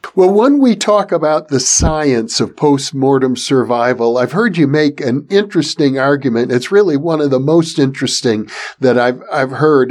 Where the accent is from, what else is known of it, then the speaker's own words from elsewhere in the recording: Milwaukee, Wisconsin, United States; my hometown of Milwaukee, Wisconsin